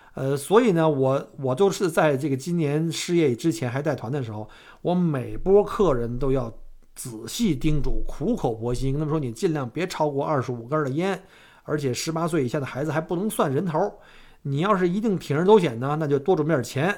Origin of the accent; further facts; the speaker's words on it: Beijing, China; now in Australia; 像我们小时候在古，在北京哈，我们父辈儿那时候